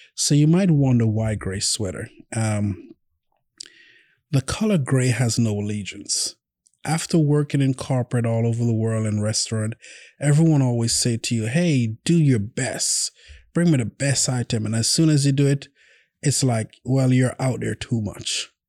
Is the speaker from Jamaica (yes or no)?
yes; Jamaica; now in Oklahoma City, United States; I'm from Jamaica